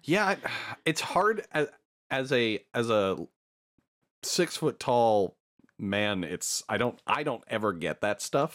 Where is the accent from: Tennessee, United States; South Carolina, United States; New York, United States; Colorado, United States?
Colorado, United States; Denver; also born or lived in Berkeley, California / Florida; now in San Francisco Bay Area, United States; growing up in Denver